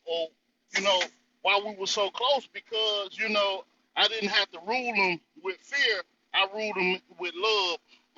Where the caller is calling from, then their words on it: North Carolina, United States; This Brother …, I'm coming from the North Carolina territory, and beautiful conversation as always, Simon.